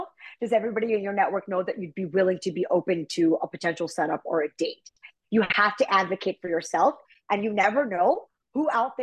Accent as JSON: {"language": "English", "country": "United States", "said": "I'm from America"}